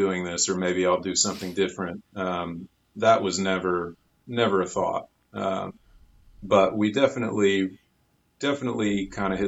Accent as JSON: {"language": "English", "town": "Waco", "region": "Texas", "country": "United States", "tie": "born or raised there", "also_born_or_lived": "Austin, Texas", "said": "I grew up in Waco"}